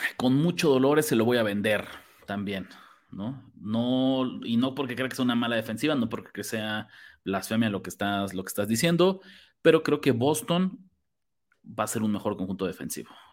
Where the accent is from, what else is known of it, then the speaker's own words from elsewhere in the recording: Mexico; como mexicanos